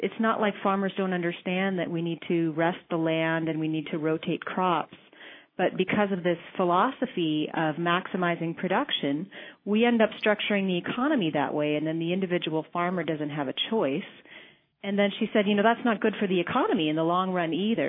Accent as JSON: {"language": "English", "region": "Montana", "country": "United States", "tie": "born or raised there", "said": "my home state"}